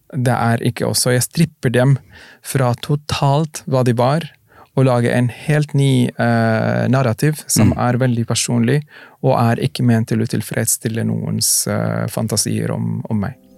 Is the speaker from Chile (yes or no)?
no; Mecca, Makkah Province, Saudi Arabia; also born or lived in Sudan; now in Norway; jeg vokste opp i Mekka